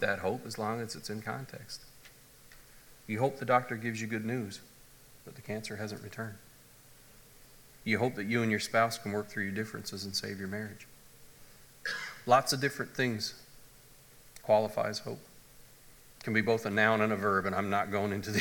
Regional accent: Canada; moved away; I come from the Anglican church, the Episcopalian church back in Canada

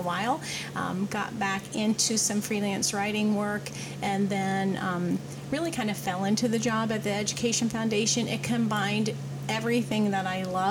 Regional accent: Batesville, Indiana, United States; I was born in Batesville, Batesville native. We lived on South Park Avenue in Batesville when I was little.

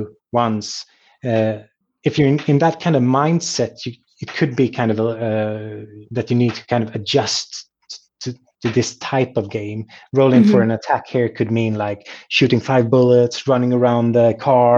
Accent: Sweden; my hometown

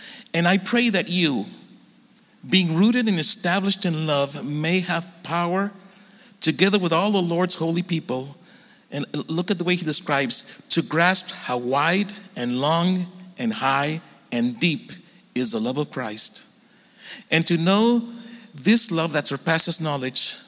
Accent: Tijuana, Baja California, Mexico; now in San Diego, United States; I grew up in Tijuana and been living in San Diego for a long time

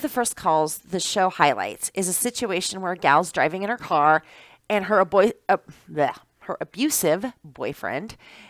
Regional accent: Iowa, United States; moved away as an adult; now in Wisconsin, United States; I'm originally from Iowa.

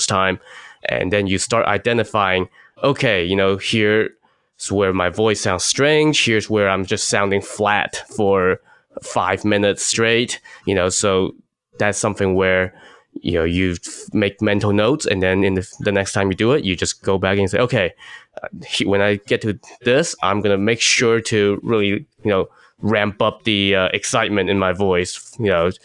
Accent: China; moved away; when I was a kid growing up in China

